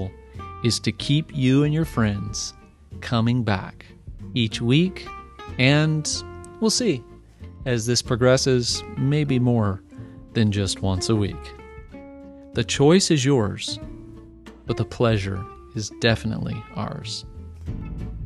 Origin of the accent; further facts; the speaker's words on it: United States; my pride in being an American